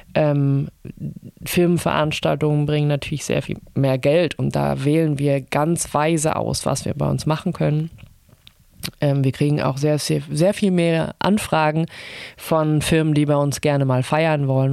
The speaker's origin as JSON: {"language": "German", "country": "Germany", "tie": "born or raised there", "moved": "yes", "lives_now": "Hamburg, Germany", "said": "ich bin in der DDR aufgewachsen"}